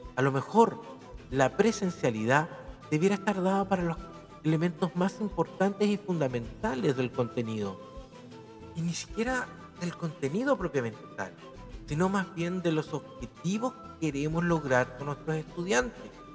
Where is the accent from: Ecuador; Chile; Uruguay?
Chile; como profesor, como biólogo, como chileno